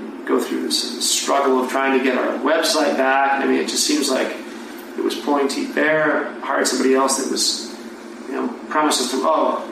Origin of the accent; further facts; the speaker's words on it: East Coast, United States; moved away; we're both from the East Coast.